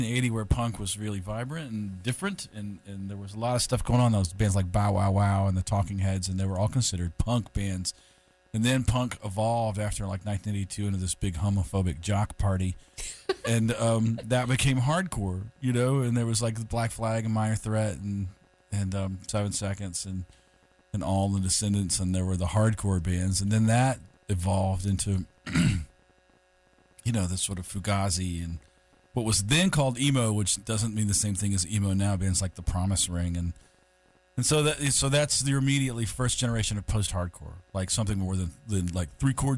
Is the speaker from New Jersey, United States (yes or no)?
no; North Carolina, United States; Growing up in North Carolina, as I did